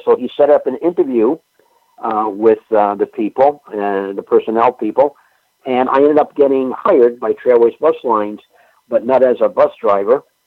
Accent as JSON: {"language": "English", "town": "Springfield", "region": "Massachusetts", "country": "United States", "tie": "born or raised there", "said": "I'm a native of uh, Massachusetts. I'm a New Englander. I was born in Springfield, Mass"}